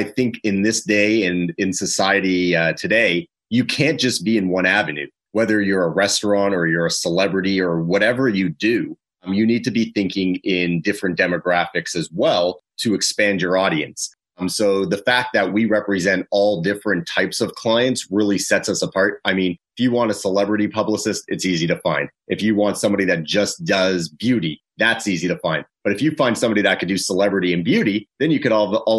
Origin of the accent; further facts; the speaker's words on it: Toronto, Ontario, Canada; moved away; I'm originally from Toronto, from Canada